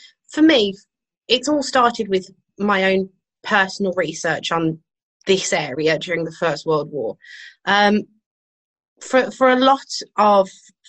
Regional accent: the Midlands, England, United Kingdom; born or raised there

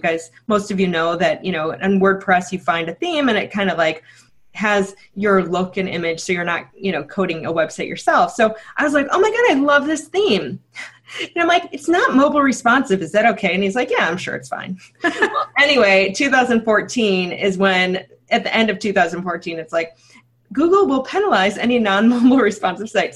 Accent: Chicago, Illinois, United States; So I'm from Chicago, but I'm also from the suburbs.

